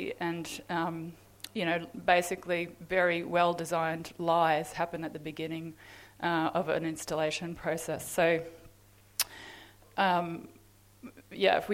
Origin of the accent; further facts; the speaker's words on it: Gladstone, Queensland, Australia; I grew up in Gladstone